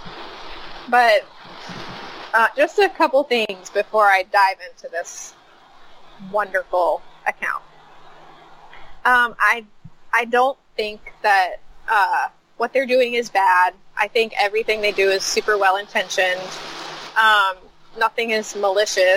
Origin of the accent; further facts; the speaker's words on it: United States; I'm an American